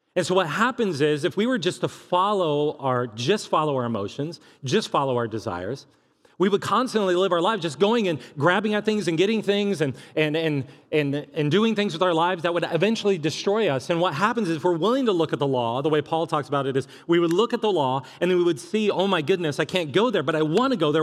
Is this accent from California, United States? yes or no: yes; California, United States; moved away as an adult; now in Columbia, Missouri, United States; I was from California